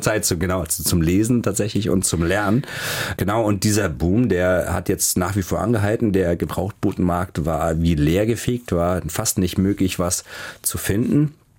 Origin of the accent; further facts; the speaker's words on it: Heidelberg, Baden-Württemberg, Germany; moved away; also born or lived in Hamburg; Ich bin in Heidelberg geboren und auch aufgewachsen oder bei Heidelberg.